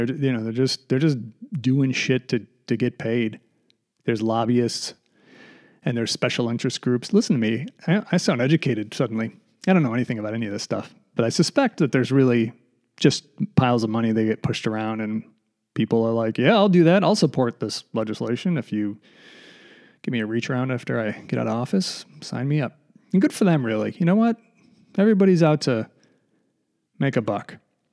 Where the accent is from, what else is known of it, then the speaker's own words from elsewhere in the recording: United States; born there; Like I was born in the United States. That's fantastic. You know, I'm very fortunate, but I'm not sort of proud of that fact because I didn't do anything.